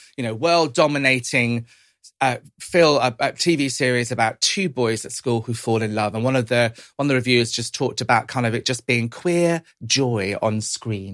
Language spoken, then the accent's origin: English; United Kingdom; my, my parents were Irish immigrants to this country. Um, growing up kind of in the seventies and eighties, being Irish wasn't always easy